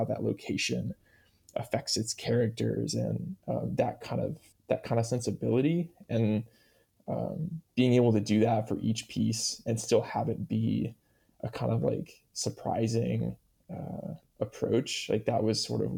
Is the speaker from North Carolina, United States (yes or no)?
no; Iowa, United States; moved away as an adult; also born or lived in Oregon; now in Corvallis, United States; growing up in Iowa